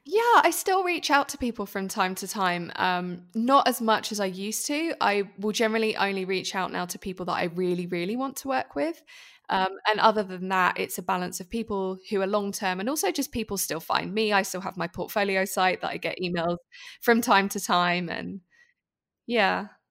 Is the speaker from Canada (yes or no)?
no; United Kingdom; moved away as an adult; now in Switzerland; I'm British, if you didn't already tell by my accent.